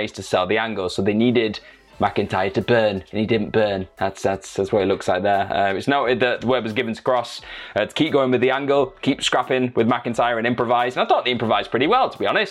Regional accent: Manchester, North West England, United Kingdom; I'm kind of from Manchester

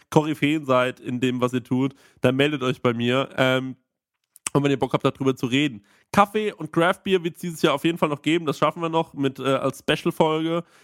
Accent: Aschaffenburg, Bavaria, Germany; ich komme aus Aschaffenburg, ich bin, ich, äh, bin hier in, Unterfra äh, in Franken, äh, Unterfranken äh, groß geworden.

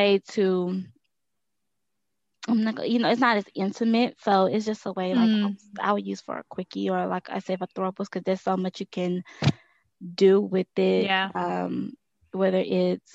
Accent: Texas, United States; I'm from Texas, and I recently started a business

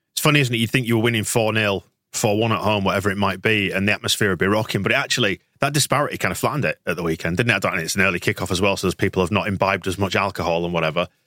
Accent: Bradford, Yorkshire and the Humber, United Kingdom; I grew up in Bradford as well.

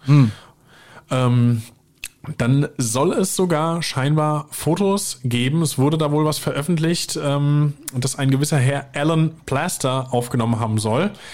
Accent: Weiher, near Limburg an der Lahn, Hesse, Germany; bei mir im Kaff, wo ich herkomme, in Weiher

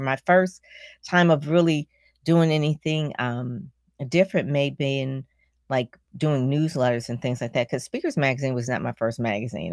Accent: Detroit, Michigan, United States; I'm from Detroit

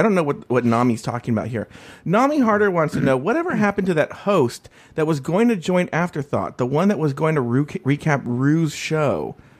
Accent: California, United States; As a Californian

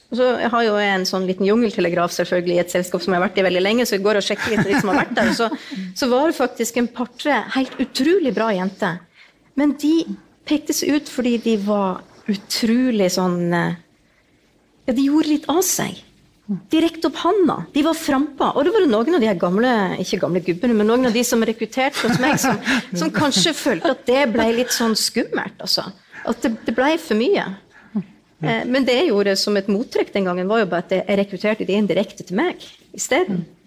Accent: Northern Norway, Norway; jeg er jo nordlending

